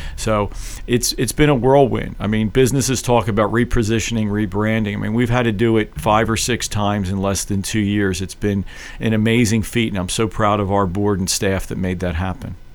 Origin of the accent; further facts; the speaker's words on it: Philadelphia, Pennsylvania, United States; also born or lived in Paoli, Pennsylvania; I was born and raised in Philadelphia. I grew up in South Philly